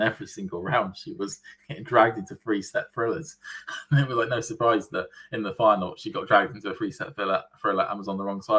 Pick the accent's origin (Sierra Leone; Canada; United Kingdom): United Kingdom; As a British tennis fan